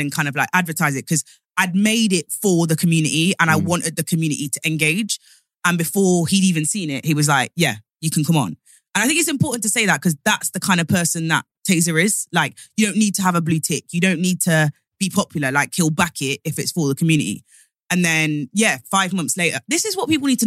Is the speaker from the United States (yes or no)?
no; Nottingham, East Midlands, United Kingdom; moved away; I'm from Nottingham originally. So like swimming, we all could swim in knots.